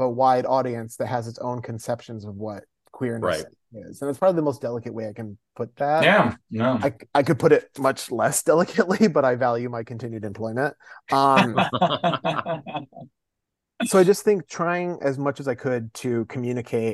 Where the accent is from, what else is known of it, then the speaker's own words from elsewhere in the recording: Midwest, United States; moved away as an adult; also born or lived in New York; I grew up in the Midwest and then I moved to New York for college